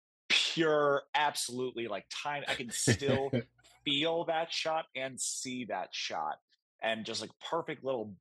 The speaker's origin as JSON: {"language": "English", "region": "North Carolina", "country": "United States", "tie": "born or raised there", "said": "I grew up in North Carolina."}